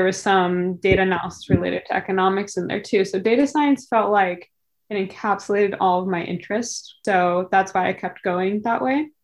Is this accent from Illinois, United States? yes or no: no; Silicon Valley, California, United States; we grew up in Silicon Valley.